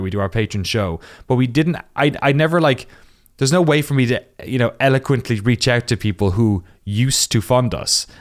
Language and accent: English; Waterford, Munster, Ireland; moved away as an adult; also born or lived in Cork; now in United States; I'm from the southeast of Ireland, a little town called Waterford